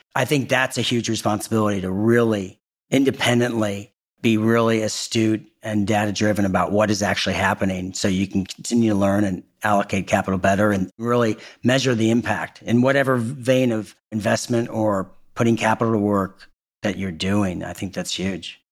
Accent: Indianapolis, Indiana, United States; moved away; also born or lived in Northern California; I'm a Hoosier. I'm from Indiana. I spend a lot of my time in beautiful Northern California and I'm back in my home state and home city of Indianapolis a lot

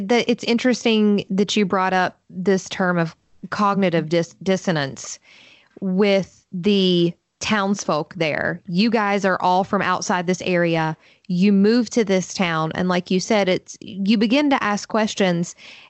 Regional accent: Fort Gay, West Virginia, United States; the town that I grew up in is right across the bridge in what's this tiny little town called Fort Gay in West Virginia.

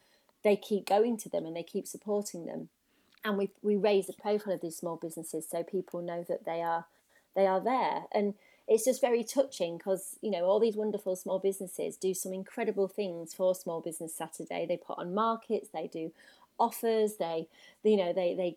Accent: Yorkshire and the Humber, United Kingdom; now in London, United Kingdom; I am not from London originally, I'm from Yorkshire

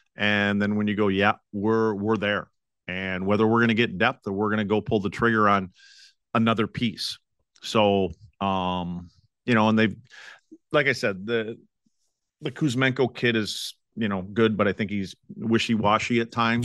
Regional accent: Wisconsin, United States; moved away; my hometown up in Wisconsin

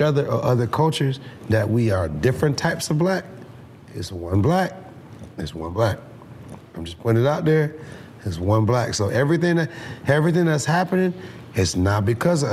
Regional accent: Atlanta, Georgia, United States; also born or lived in Trinidad and Tobago; I grew up here in Atlanta

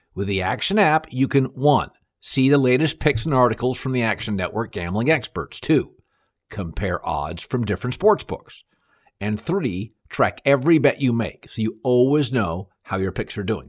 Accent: Seattle, Washington, United States; moved away; I grew up in Seattle

